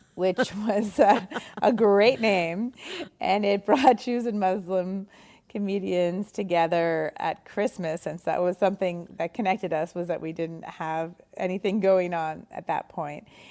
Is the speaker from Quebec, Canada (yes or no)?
yes; Montreal, Quebec, Canada; moved away as an adult; now in New York, United States; doing stand-up in, in Montreal where we're from.